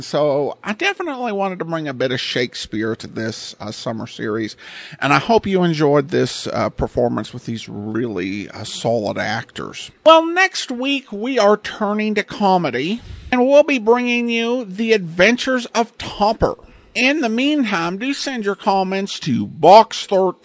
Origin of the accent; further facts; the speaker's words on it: Eureka, Montana, United States; Where I grew up in Montana